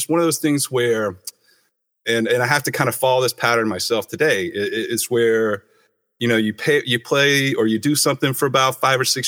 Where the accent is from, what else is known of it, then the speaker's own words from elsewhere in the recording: Knoxville, Tennessee, United States; also born or lived in Venice, California; now in Santa Monica, United States; I was born in Knoxville, Tennessee